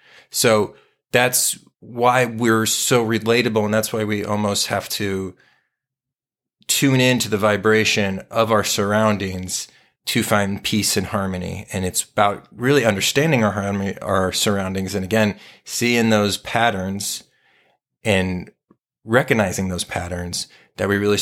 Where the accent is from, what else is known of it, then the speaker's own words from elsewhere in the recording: Southwest, United States; we grew up in the Southwest of the United States, so we were very influenced by California punk bands.